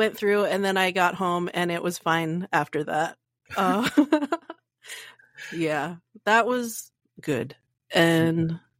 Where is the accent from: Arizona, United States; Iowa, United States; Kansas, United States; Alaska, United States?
Arizona, United States; I'm from Arizona